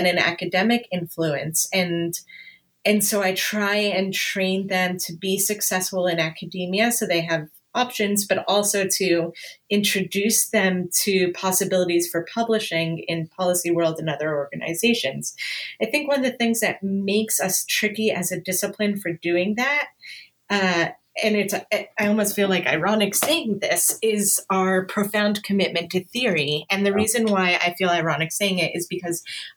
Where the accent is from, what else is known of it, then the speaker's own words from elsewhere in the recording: Canada; now in Los Angeles, United States; I'm Canadian, even though I live